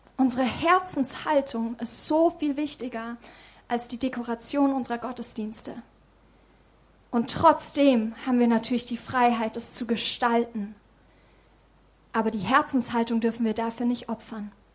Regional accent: Germany; in unserem Land

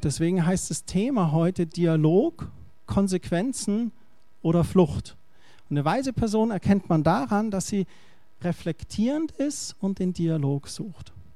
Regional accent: Germany; ich bin Deutscher.

